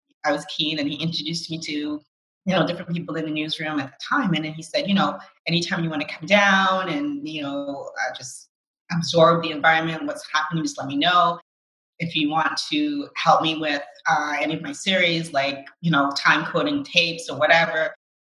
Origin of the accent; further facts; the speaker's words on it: Canada; growing up in Canada